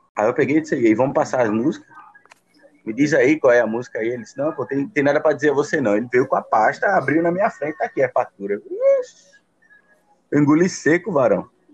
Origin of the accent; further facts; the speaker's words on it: São Paulo, Brazil; now in Pernambuco, Brazil; fui nascido e criado em São